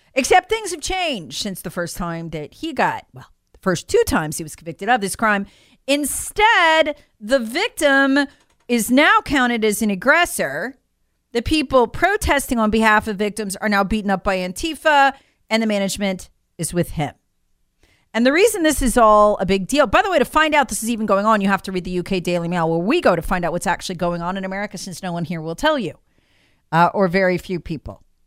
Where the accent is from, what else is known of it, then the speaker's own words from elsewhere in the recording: Charlotte, North Carolina, United States; the Charlotte Observer, my hometown paper